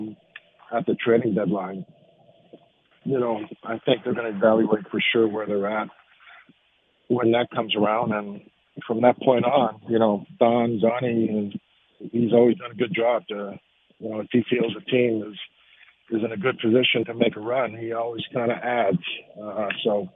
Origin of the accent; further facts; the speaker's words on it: Montreal, Quebec, Canada; moved away; my wife's French and we're from Montreal